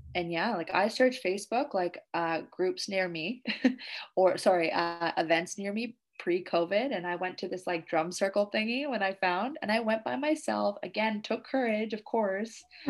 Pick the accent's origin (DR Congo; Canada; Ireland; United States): Canada; now in Indonesia